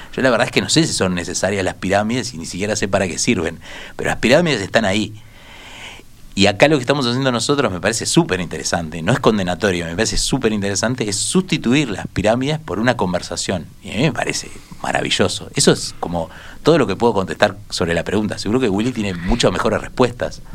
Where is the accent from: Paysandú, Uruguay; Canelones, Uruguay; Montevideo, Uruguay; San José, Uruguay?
Montevideo, Uruguay; este colectivo de montevideanos que somos